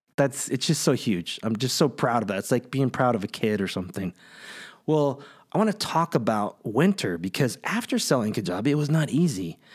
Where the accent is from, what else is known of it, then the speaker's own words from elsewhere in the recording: Kingsburg, California, United States; I grew up in the Central Valley, right in the middle of California, a small town called Kingsburg